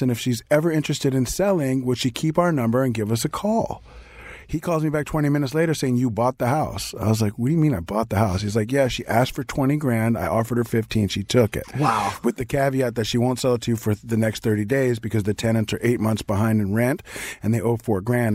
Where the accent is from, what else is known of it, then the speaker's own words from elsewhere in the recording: New York, United States; also born or lived in Reseda, California; now in Los Angeles, United States; being a New Yorker who lived in LA most of his life